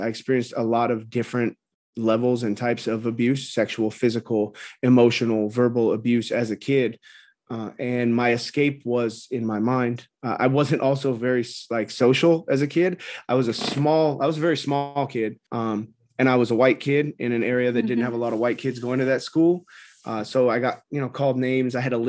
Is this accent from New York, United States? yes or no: no; California, United States; So I grew up in Orange County, California. There's a lot of misconceptions about Orange County.